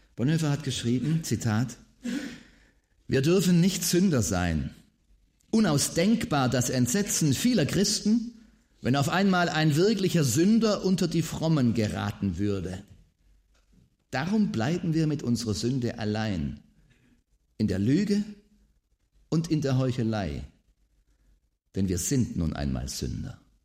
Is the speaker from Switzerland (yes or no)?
no; Swabia, Germany; Als Schwabe ist man ja immer äh, bemüht darum, äh, so den Eindruck zu erwecken, man äh, wäre arm, nicht reich.